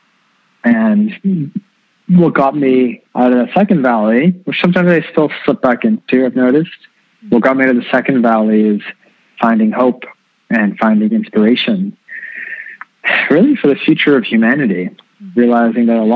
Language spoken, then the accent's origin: English; Canada; born and raised in Canada